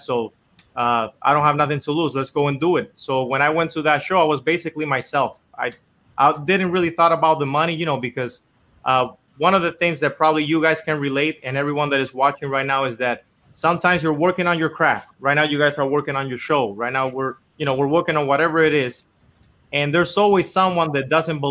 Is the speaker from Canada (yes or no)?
no; Dominican Republic; moved away as an adult; now in Los Angeles, United States; I was born and raised in Dominican Republic my whole life, and I actually came here to L.A. to try to do music